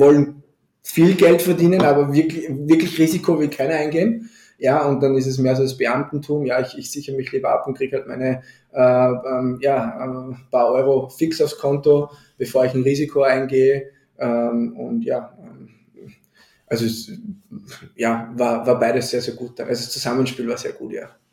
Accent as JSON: {"language": "German", "country": "Austria", "said": "bei uns in Österreich"}